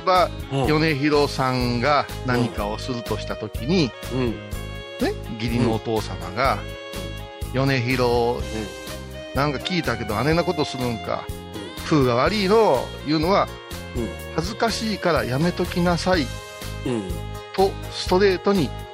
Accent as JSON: {"language": "Japanese", "town": "Kurashiki", "region": "Okayama", "country": "Japan", "also_born_or_lived": "Wakayama", "said": "私は倉敷の人間ですけども"}